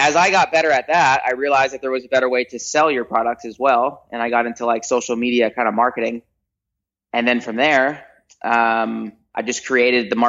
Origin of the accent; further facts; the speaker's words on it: Toms River, New Jersey, United States; also born or lived in Park City, Utah / Salt Lake City, Utah; now in Orange County, United States; childhood, I lived in Toms River, New Jersey. It's a little beach town, central part of New Jersey, all the way in the East Coast